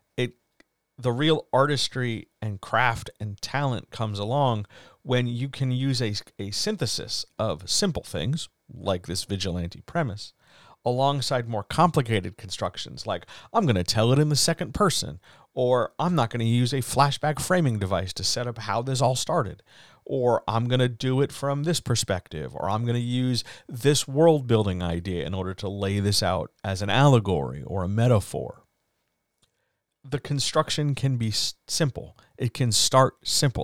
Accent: East Coast, United States; Growing up on the East Coast

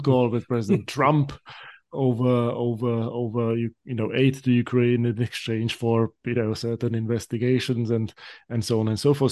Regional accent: Slovakia; now in United States; Slovak American who, uh, grew up during the years when when, when my home country emerged out of communism

